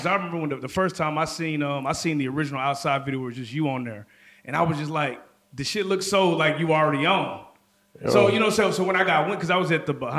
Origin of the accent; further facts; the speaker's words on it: Dallas, Texas, United States; I'm from Dallas, been out here.